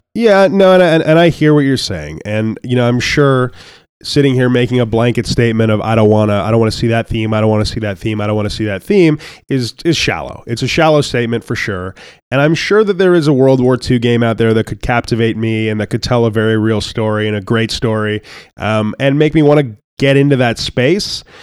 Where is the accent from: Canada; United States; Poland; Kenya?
Canada; I'm Canadian